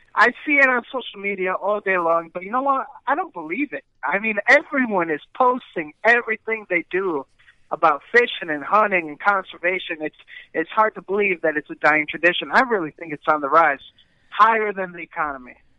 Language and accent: English; United States; I'm the only Mexican member out of my family born in the United States